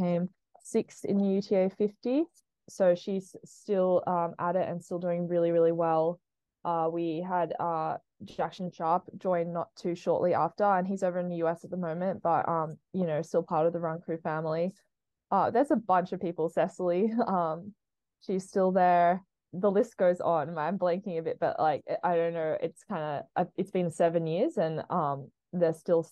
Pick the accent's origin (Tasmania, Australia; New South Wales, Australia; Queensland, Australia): New South Wales, Australia; Sydney; moved away as an adult; also born or lived in Boise, Idaho, United States; now in Colorado, United States; I currently live in Colorado, but I grew up in Sydney, Australia